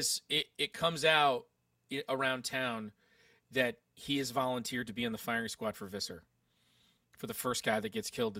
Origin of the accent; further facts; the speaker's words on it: United Kingdom; And that's what we do because we're British.